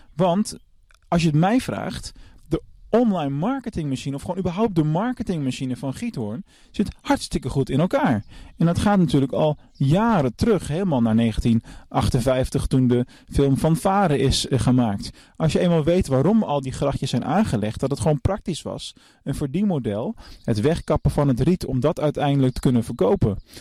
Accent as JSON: {"language": "Dutch", "country": "Netherlands", "said": "voor mij als Nederlander"}